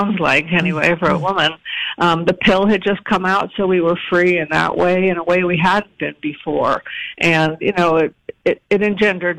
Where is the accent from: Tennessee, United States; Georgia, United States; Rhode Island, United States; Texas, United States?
Rhode Island, United States; Providence; I was born in Providence.